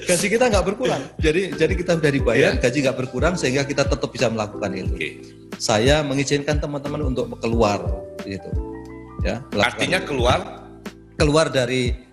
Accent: Malang, East Java, Indonesia; Meskipun saya orang Malang. Orang ya. Malang ya. KTP saya masih Malang.

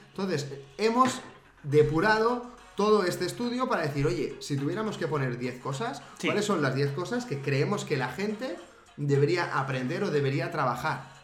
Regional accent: Spain; es mi pueblo

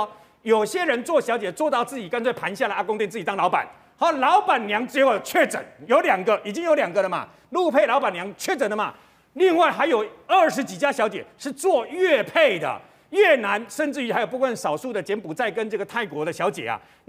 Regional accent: Taiwan; 他们喜欢吃的东西跟我们台湾人不一样

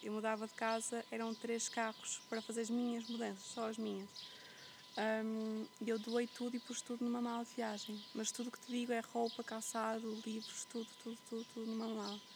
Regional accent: Porto, Norte, Portugal; moved away as an adult; also born or lived in Flores Island, Azores / Algarve; eu cresci, eu nasci e fui criada no meio da cidade, no Porto.

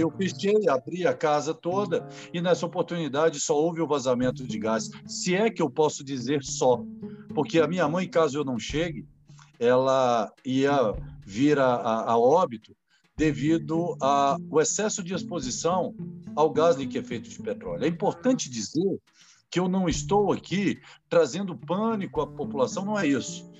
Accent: Brasília, Federal District, Brazil; aqui em Brasília, eu sou de Brasília

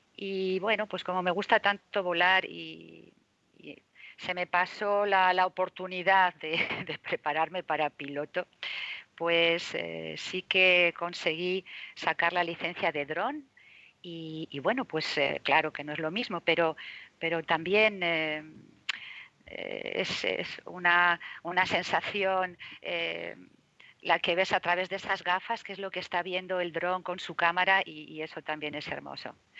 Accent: Zaragoza, Aragon, Spain; also born or lived in Madrid; now in Marbella, Spain; en Zaragoza, mm, de donde yo soy

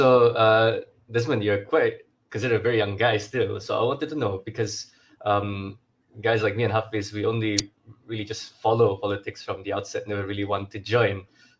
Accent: Kota Kinabalu, Sabah, Malaysia; I'm also from Luyang

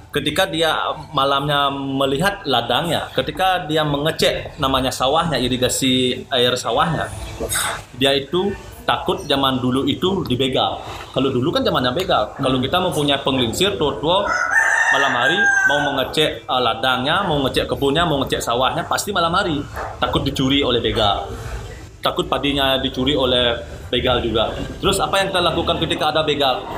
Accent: Sanur, Bali, Indonesia; saya sebagai one lokal asli Lemali Sandor

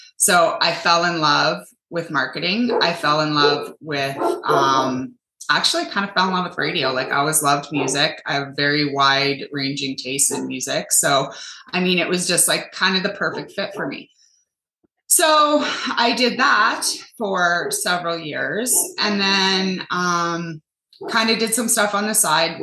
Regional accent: Canada; I'm from Canada and it's brutal up here

